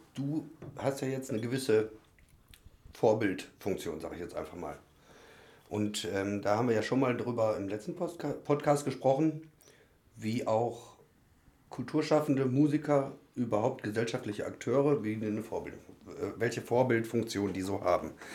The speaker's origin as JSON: {"language": "German", "country": "Germany", "said": "ich komme aus Deutschland"}